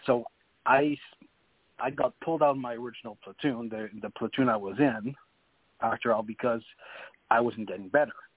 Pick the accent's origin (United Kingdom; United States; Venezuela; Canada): Canada; New Brunswick; first language French; English is a second language; I'm from New Brunswick